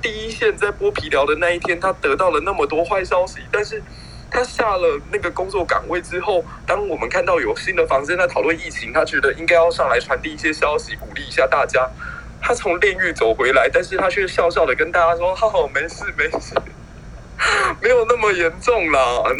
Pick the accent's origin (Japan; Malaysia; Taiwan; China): Taiwan; 我觉得身为一个台湾人好，好好幸运能够拥有你们这样子的一群战友。